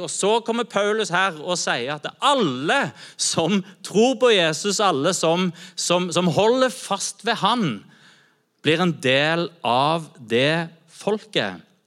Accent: Norway; Jeg er kristen først. Jeg informeres av min kristne tro først, og så er jeg norsk etterpå.

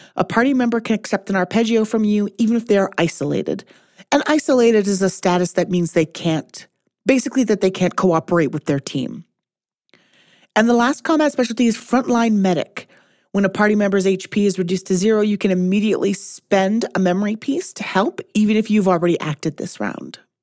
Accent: Canada; Speaking as a Canadian

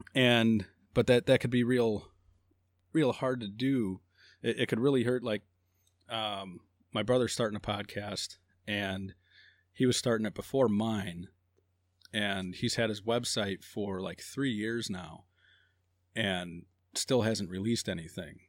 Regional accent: Hammond, Indiana, United States; also born or lived in Phoenix, Arizona / Joplin, Missouri / Griffith, Indiana; born and raised Hammond

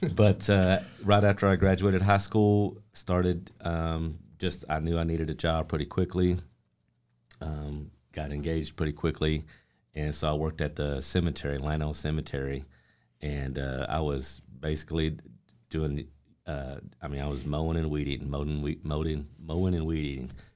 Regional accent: Amarillo, Texas, United States; I grew up here in Amarillo, um, lifelong

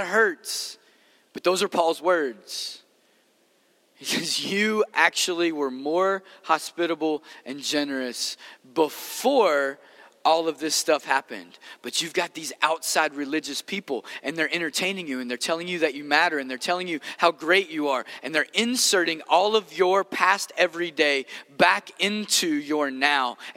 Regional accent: Maysville, Kentucky, United States; also born or lived in Los Angeles; this is where I grew up

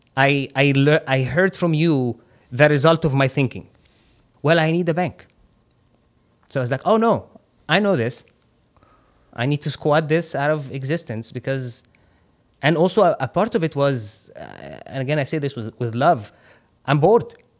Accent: Qatar; moved away; also born or lived in Egypt; I grew up in Qatar

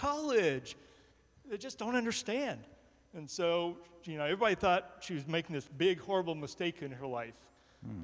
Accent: Georgia, United States; moved away as an adult; I grew up in Georgia

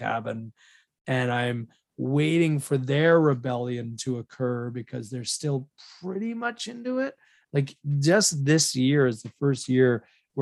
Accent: West Vancouver, British Columbia, Canada; my hometown of West Vancouver

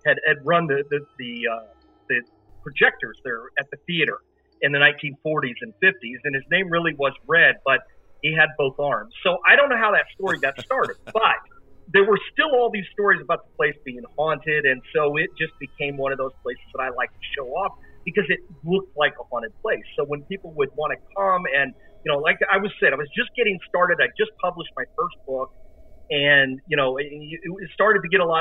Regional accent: Decatur, Illinois, United States; my hometown of Decatur, Illinois

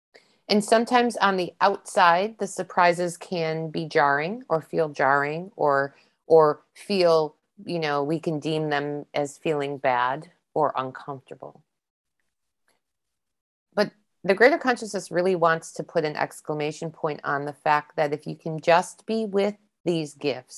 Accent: East Coast, United States; I don't know what they call them here because they're not the squirrels I grew up with on the East Coast

